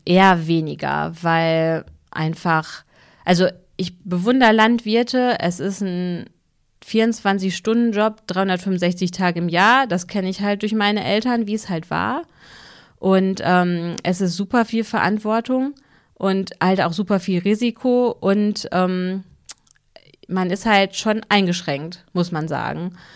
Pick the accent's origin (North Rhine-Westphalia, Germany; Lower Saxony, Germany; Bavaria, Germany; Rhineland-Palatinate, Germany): North Rhine-Westphalia, Germany; Hüllhorst; ich komme ja aus Hüllhorst, Oberbauerschaft